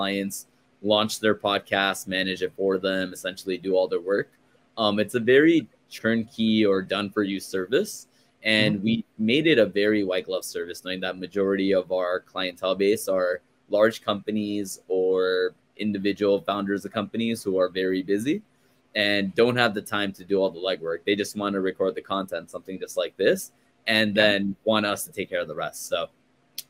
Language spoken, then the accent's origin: English; Glendale, California, United States; also born or lived in Chicago; I am born and raised in Los Angeles, in a small, not small, but in a town called Glendale